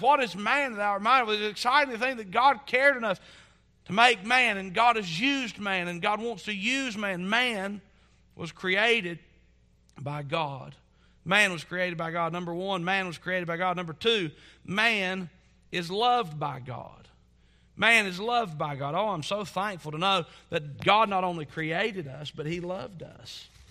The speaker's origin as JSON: {"language": "English", "region": "Southwest Virginia", "country": "United States", "tie": "born or raised there", "said": "growing up in Southwest Virginia, you're not exposed to lots of cultures."}